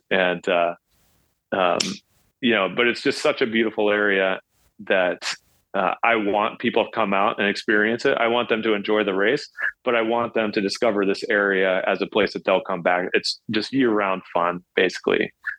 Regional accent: Kansas, United States; I grew up in Kansas, and I've done Unbound, the 200-mile version, and I wanted to go a little bigger.

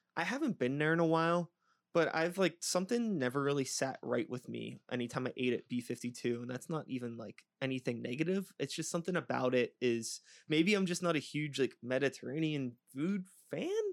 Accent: Pittsburgh, Pennsylvania, United States; I'm an O G, uh, Pittsburgh kid, uh, you know, sixty-one A into Oakland when I was a little shithead growing up in Swiss Vale

